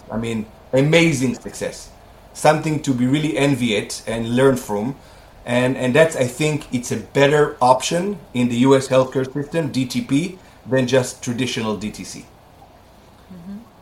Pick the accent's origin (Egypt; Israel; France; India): Israel; moved away as an adult; I'm Israelis, I was born and raised in Israel. I was here until I was 21 years old